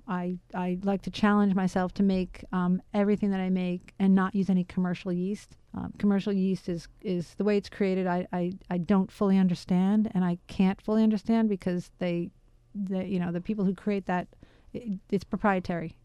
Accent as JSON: {"language": "English", "town": "New York City", "region": "New York", "country": "United States", "tie": "born or raised there", "said": "I grew up in Queens, New York"}